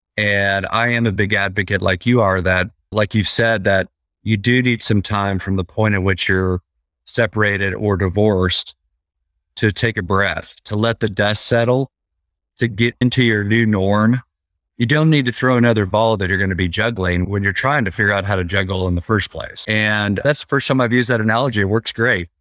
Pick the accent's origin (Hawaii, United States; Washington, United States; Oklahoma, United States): Oklahoma, United States; I'm from Oklahoma. I travel to L A on occasion for business trips